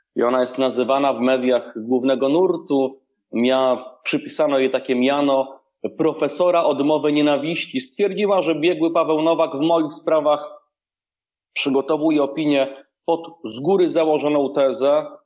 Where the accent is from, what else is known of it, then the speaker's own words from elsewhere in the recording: Rzeszów, Subcarpathian Voivodeship, Poland; w Rzeszowie moim rodzinnym